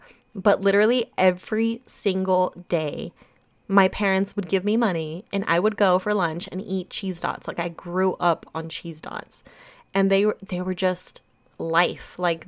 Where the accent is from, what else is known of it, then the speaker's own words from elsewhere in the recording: Germany; I'm from Germany and my grandparents live in Germany. My mother's from Germany. I was born in Germany.